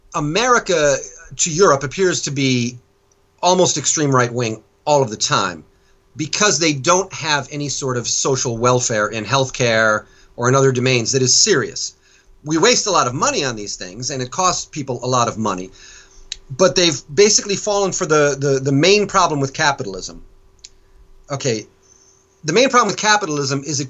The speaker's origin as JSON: {"language": "English", "country": "United States", "moved": "yes", "lives_now": "France", "said": "as an American"}